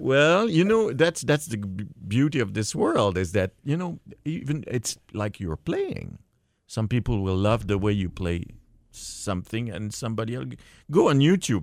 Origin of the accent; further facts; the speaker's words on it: Montreal, Quebec, Canada; I was brought up in Montreal